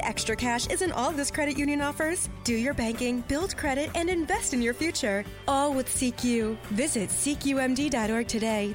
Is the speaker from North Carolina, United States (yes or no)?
no; Iowa, United States; growing up in Iowa